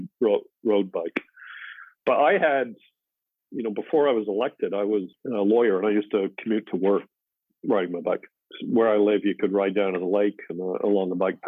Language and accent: English; Canada; also born or lived in England; We didn't own a car when I was growing up. We emigrated from England, and Canada's winters were so bad